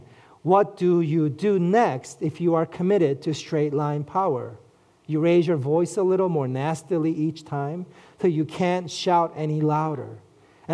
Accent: New York City, New York, United States; I grew up in Flushing, Queens

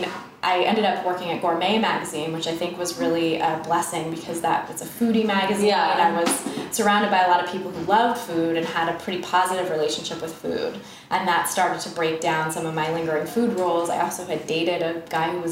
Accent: Bay Area, California, United States; moved away as an adult; now in New York, United States; I'm actually from California, from the Bay Area, and I went to school out there

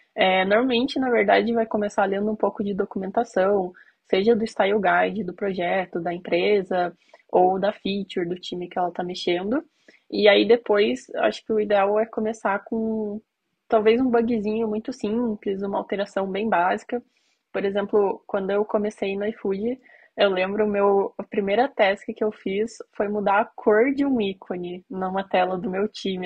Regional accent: Curitiba, Paraná, Brazil; Eu sou de Curitiba

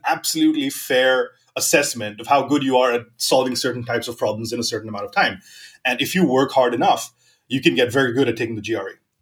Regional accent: Mumbai, Maharashtra, India; moved away as an adult; also born or lived in northwestern India (village of birth) / Helsinki / New York / South America; I was born in a small village uh, in the north, northwestern region of India, and uh, but I was raised in Mumbai, like all my life uh, till I was 21

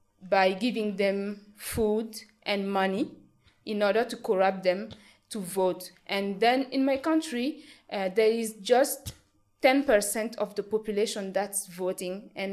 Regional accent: Burkina Faso; I grew up in Burkina Faso knowing just one president.

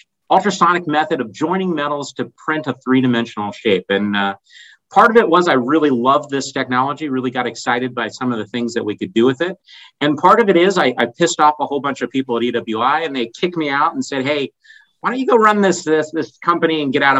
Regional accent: Columbus, Ohio, United States; I'm a native Columbus resident

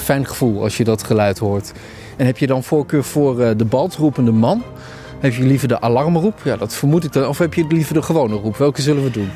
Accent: Neede, Gelderland, Netherlands; ik ben opgegroeid in Nede, in de Achterhoek

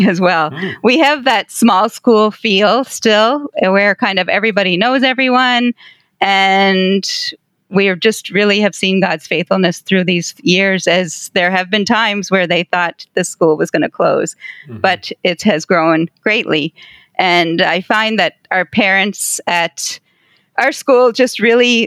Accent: Prince Edward Island, Canada; also born or lived in Windsor, Ontario; I was born on Prince Edward Island, so I am an Islander

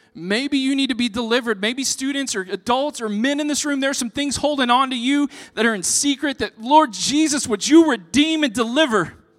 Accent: Texas, United States; I'm from Texas

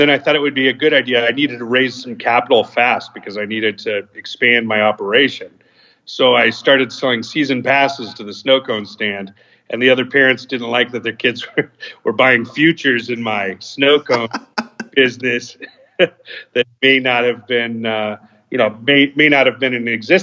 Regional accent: Southern California, United States; moved away as an adult; also born or lived in San Luis Obispo, California / Long Beach, California / Orange County, California / Chicago, Illinois; now in Connecticut, United States; I grew up in Southern California

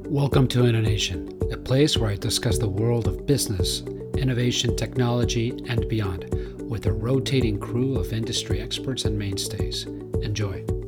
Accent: Miami, Florida, United States; It's my hometown

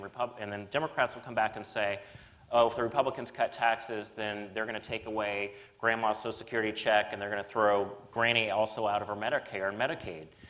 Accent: Kentucky, United States; now in Massachusetts, United States; I'm from Kentucky.

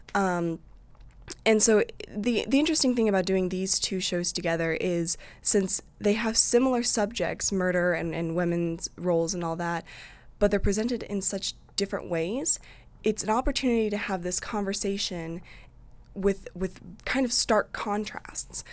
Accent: Eldridge, Iowa, United States; I'm from Eldridge, which is basically like Davenport

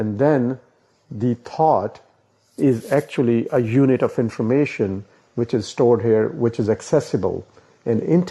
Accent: India; I was born in India, in that country

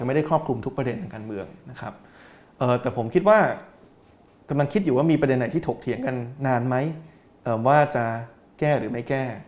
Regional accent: Thailand; also born or lived in England; ตอนที่เราเติบโตในไทย

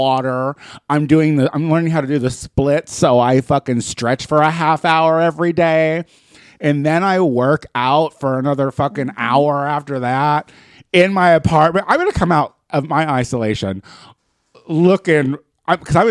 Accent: 2.5 hours south of Chicago, Illinois, United States; now in Los Angeles, United States; in my hometown, which is only 2.5 hours south of Chicago

